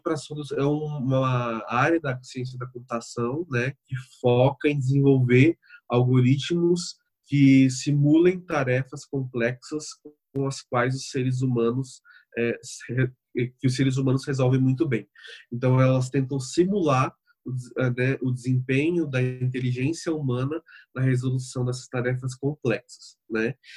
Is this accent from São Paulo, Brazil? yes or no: yes; Bauru, São Paulo, Brazil; sou de, de São Paulo, mas especificamente do interior de São Paulo, Bauru